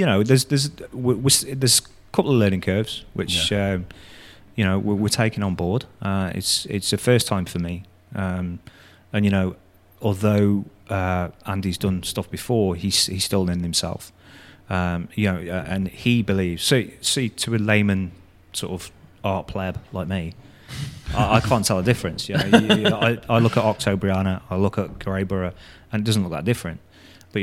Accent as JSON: {"language": "English", "town": "Telford", "region": "West Midlands", "country": "United Kingdom", "said": "I'm from Telford, just over the way"}